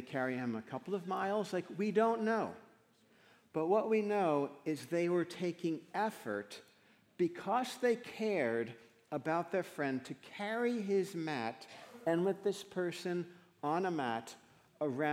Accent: Paramus, New Jersey, United States; I grew up in Paramus, New Jersey

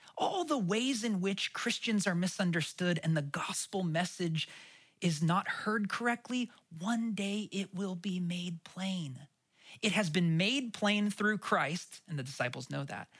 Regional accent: Portland, Oregon, United States; I grew up in Oregon. We especially didn't get them that often in Portland. I grew up in the city.

